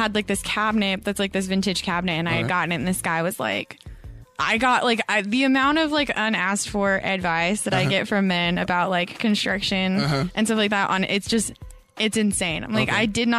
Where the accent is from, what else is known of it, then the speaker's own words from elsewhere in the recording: Colorado, United States; It's in Colorado.